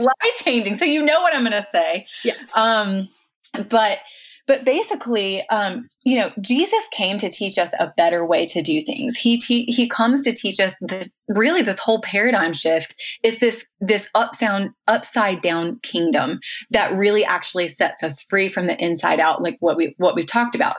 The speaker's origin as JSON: {"language": "English", "region": "the South", "country": "United States", "tie": "born or raised there", "said": "I was raised in the South"}